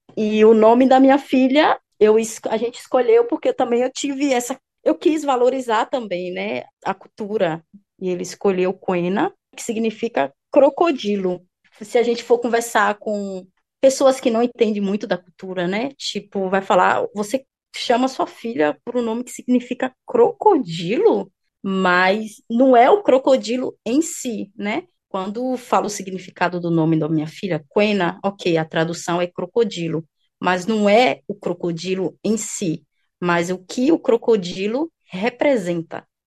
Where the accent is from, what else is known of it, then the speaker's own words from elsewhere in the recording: Brazil; sendo brasileira